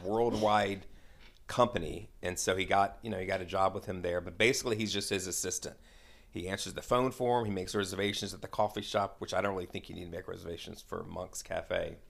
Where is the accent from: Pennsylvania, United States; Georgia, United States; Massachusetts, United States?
Georgia, United States; Atlanta; I'm born and raised in Atlanta, lived here all my life